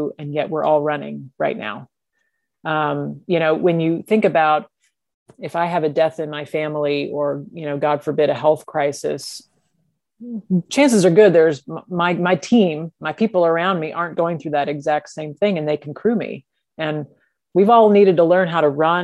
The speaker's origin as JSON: {"language": "English", "region": "Texas", "country": "United States", "tie": "born or raised there", "said": "I grew up in Texas"}